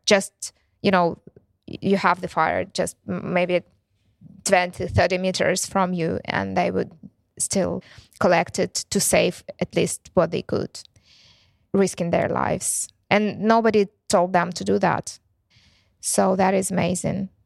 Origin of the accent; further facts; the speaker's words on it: Ukraine; English is a second language; also born or lived in Luhansk; they asked me if I'm from Ukraine. And I said, "Yes."